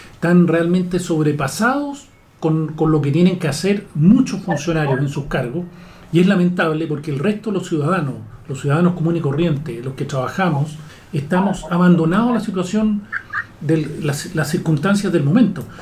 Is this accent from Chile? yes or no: yes; Chile